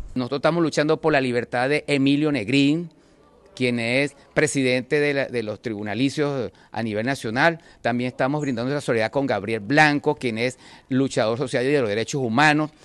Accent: Venezuela; como todos venezolanos que somos

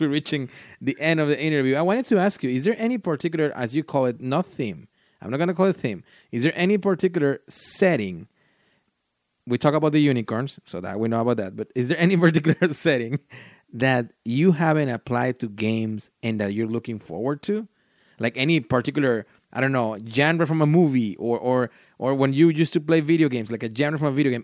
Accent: Mexico; first language Spanish; English is a second language; I'm from Mexico.

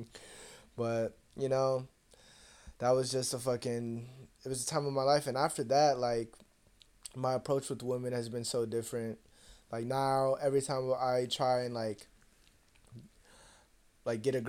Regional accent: Seattle, Washington, United States; also born or lived in Atlanta / San Francisco; now in Bakersfield, United States; I grew up in Seattle. and then I lived in Atlanta, and then I lived in San Francisco

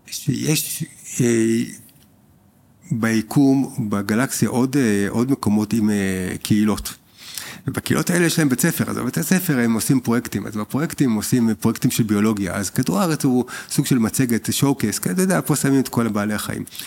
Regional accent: Israel; אנחנו בתור ישראלים

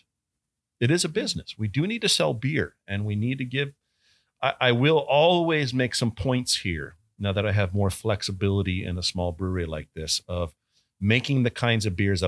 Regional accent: San Diego, California, United States; moved away as an adult; also born or lived in Boulder, Colorado / Portsmouth, New Hampshire / Portland, Oregon; now in Connecticut, United States; I'm born and raised in San Diego. I'm a Southern California kid

